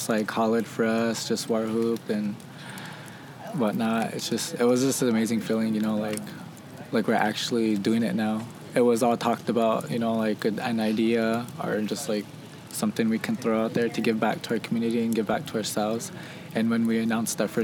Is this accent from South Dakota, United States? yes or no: yes; Lower Brule Sioux Tribe, South Dakota, United States; I'm from the Kuichasha Oyate Lower Bruce tribe